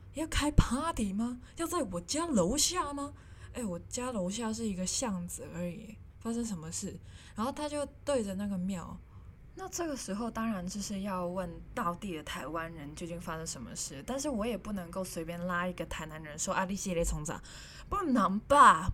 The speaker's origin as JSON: {"language": "Chinese", "country": "Hong Kong", "also_born_or_lived": "Japan", "first_language": "Cantonese", "second_language": "Chinese", "moved": "as an adult", "lives_now": "Taiwan", "said": "我是香港人，我来到台湾"}